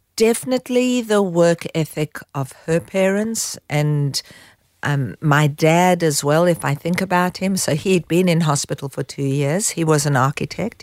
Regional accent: South Africa; moved away as an adult; also born or lived in Israel / Haifa, Israel; now in Australia; growing up in South Africa, I was in a youth movement

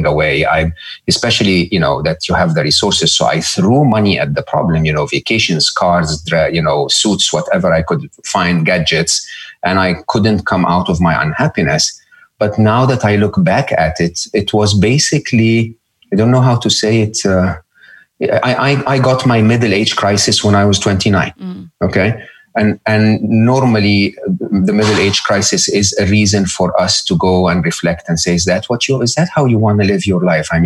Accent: Egypt; I grew up in Egypt

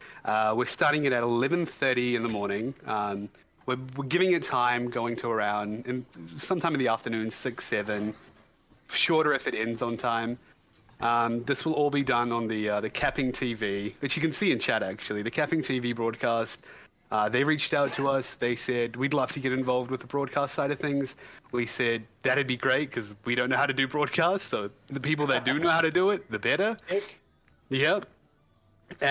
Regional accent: New Zealand; also born or lived in Iran; I am a Kiwi

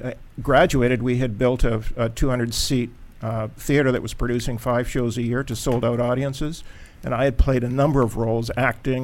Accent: Canada; moved away; I'm a Canadian by birth, grew up on the West Coast.

